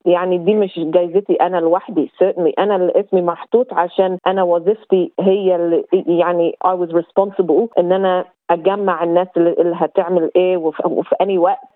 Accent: Egypt; now in Australia; من مواليد أو أصل مصري

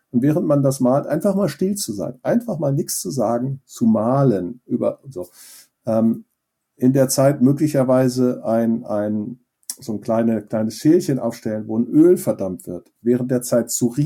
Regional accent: Schleswig-Holstein, Germany; was ist eigentlich meine Heimat, in dem Fall in Nordfriesland, da bin ich aufgewachsen, deswegen war das für mich so ansprechend.

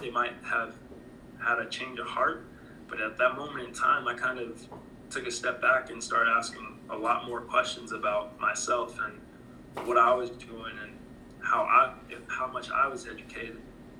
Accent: Jackson, Mississippi, United States; I know that my family comes from, my family is originally from Jackson, Mississippi. We are from the South.

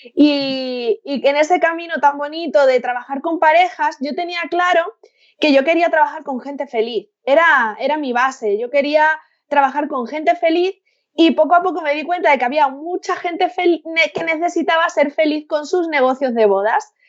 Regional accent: Seville, Andalusia, Spain; now in Madrid, Spain; vivo en Madrid, pero soy de, soy de Sevilla, tengo toda mi familia allí

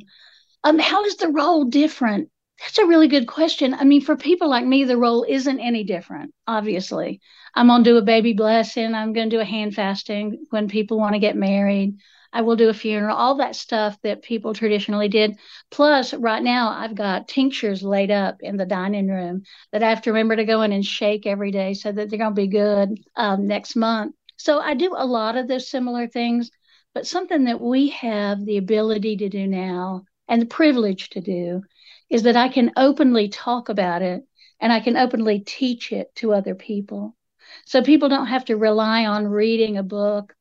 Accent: Appalachia, United States; I'm Appalachian multiple generations back

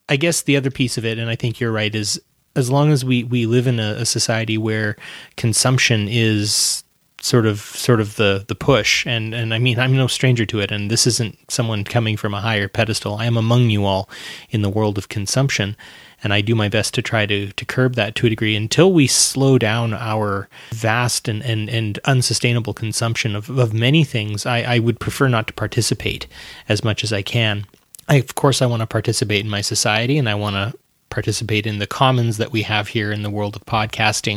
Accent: Alberta, Canada; we're from Alberta

